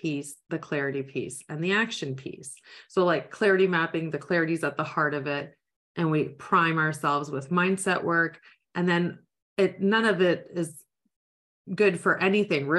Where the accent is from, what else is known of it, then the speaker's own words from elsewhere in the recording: Niagara area, Ontario, Canada; I am from the Niagara area